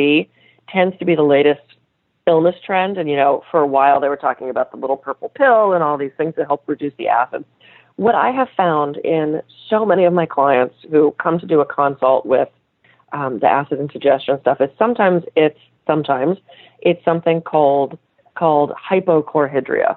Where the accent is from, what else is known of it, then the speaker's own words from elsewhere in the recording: United States; I'm American